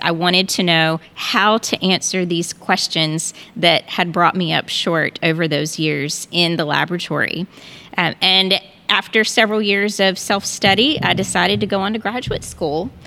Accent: North Carolina, United States; moved away as an adult; also born or lived in Texas; now in Houston, United States; we are originally from North Carolina, but we moved to Texas twenty years ago, and we loved it so much that we decided to stay.

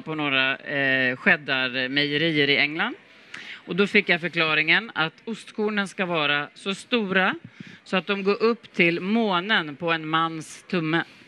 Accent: Sweden; som svensk

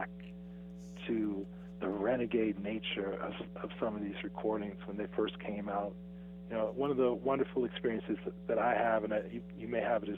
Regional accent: Salt Lake City, Utah, United States; I grew up in Salt Lake City, Utah

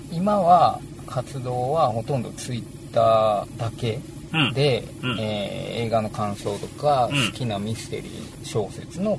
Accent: Osaka, Japan; 生まれも育ちも、えー、大阪で、現在、大阪府枚方市に住んでます。

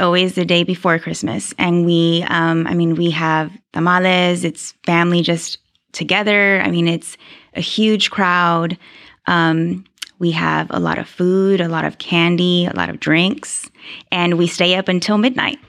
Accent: Houston, Texas, United States; moved away as an adult; now in Mansfield, United States; Grew up in Houston, lived in Houston my whole

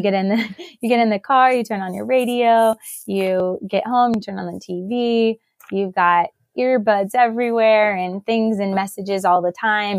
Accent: Knoxville, Tennessee, United States; I am originally from Knoxville, so born and raised

